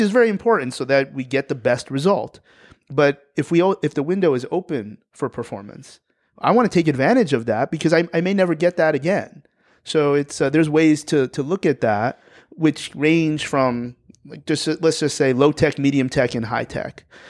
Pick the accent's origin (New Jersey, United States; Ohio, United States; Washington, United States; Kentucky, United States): New Jersey, United States; I'm from New Jersey